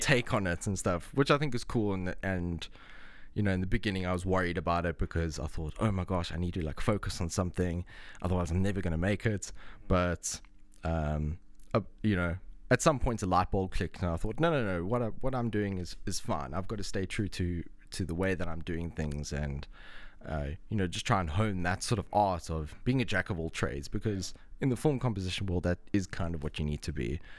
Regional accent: Cape Town, Western Cape, South Africa; moved away as an adult; now in Dublin, Ireland; I'm from South Africa. I was born in Cape Town

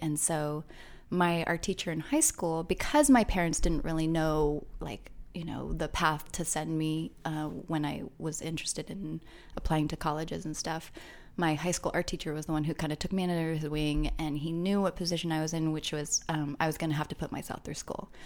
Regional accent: Orange County, Southern California, United States; also born or lived in Long Beach, California / Los Angeles, California; I grew up in Southern California

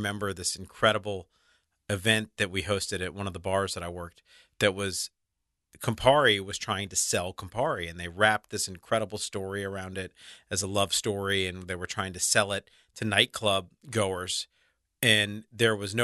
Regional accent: New Orleans, Louisiana, United States; moved away as an adult; also born or lived in New York City; I was born and raised in Broadmoor.

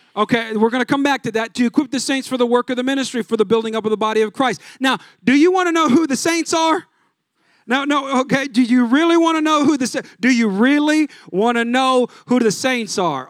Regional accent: California, United States; I'm from California. Everything was flip-flops

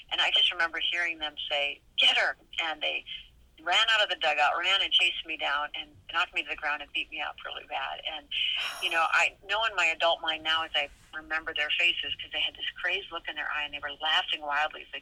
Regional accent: Minnesota, United States; grew up in Upper Midwest in Minnesota.

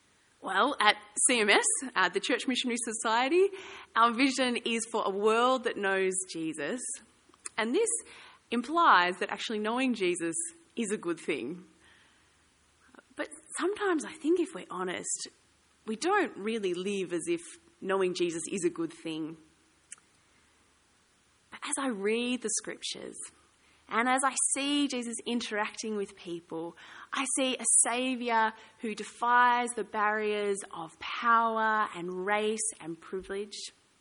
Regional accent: Ballarat, Victoria, Australia; I grew up in Ballarat. I quite like the cold.

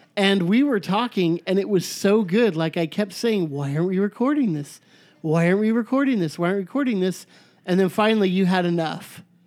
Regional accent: United States

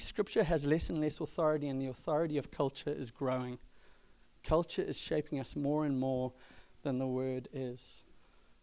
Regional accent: South Africa; moved away; I grew up in South Africa

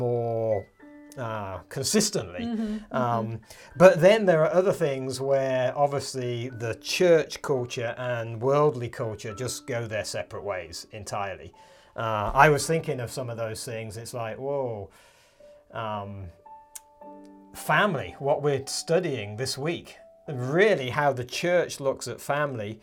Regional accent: United Kingdom; moved away as an adult; also born or lived in Republic of Ireland; now in Montana, United States; We were born and raised in the United Kingdom.

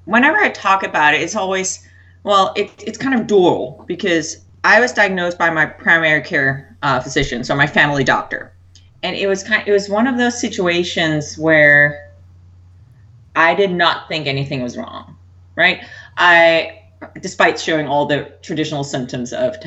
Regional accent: Denmark; I was born and raised in Denmark

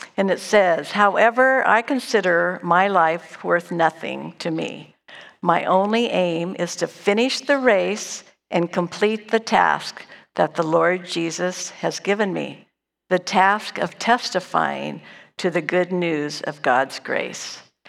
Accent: Dunsmuir, California, United States; I was born and raised in Dunsmuir, a small little town in Northern California

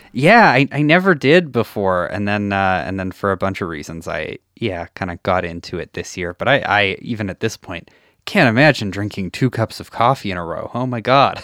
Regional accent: Saskatchewan, Canada; now in Edmonton, Canada; I grew up in Saskatchewan and then came to Edmonton

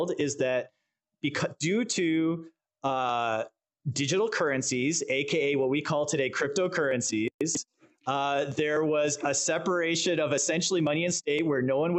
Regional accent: Canada; I'm Canadian

